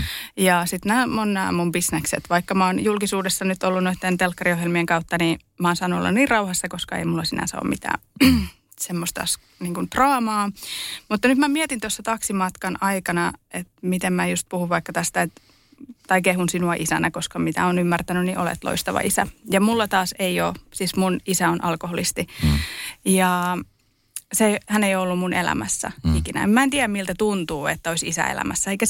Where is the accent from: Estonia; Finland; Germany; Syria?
Estonia; born there; Siis mä oon syntynyt Virossa, Neuvostoliitossa.